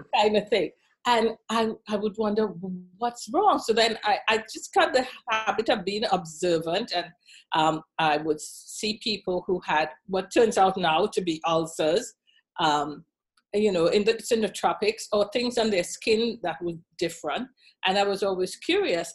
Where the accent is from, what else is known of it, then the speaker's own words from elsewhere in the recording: Trinidad & Tobago; moved away as an adult; also born or lived in Washington, D.C. / Cleveland / Dallas; now in United States; growing up in Trinidad and Tobago